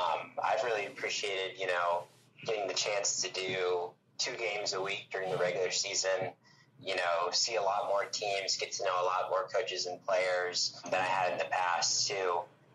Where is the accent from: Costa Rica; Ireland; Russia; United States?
United States; Omaha, Nebraska; Unlike Jeff, not from Kearney, I'm from Omaha, so a little further away.